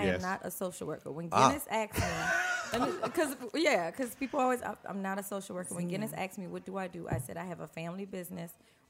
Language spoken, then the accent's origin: English; Napoleonville, Louisiana, United States; also born or lived in New Orleans; I'm actually from Napoleonville, Louisiana.